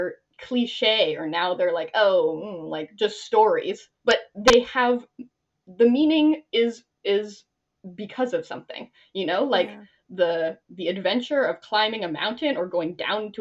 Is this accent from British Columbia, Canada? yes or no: no; Ontario, Canada; moved away as an adult; also born or lived in Nova Scotia; I'm from Ontario